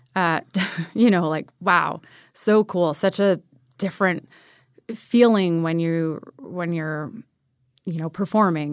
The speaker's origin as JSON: {"language": "English", "town": "Ventura", "region": "California", "country": "United States", "tie": "born or raised there", "moved": "as an adult", "said": "Born in Ventura, California"}